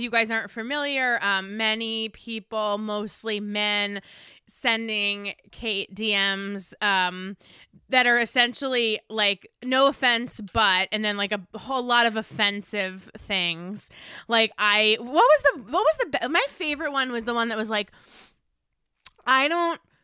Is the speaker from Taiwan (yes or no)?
no; East Coast, United States; now in Los Angeles, United States; I'm from the East Coast, I get freezing weather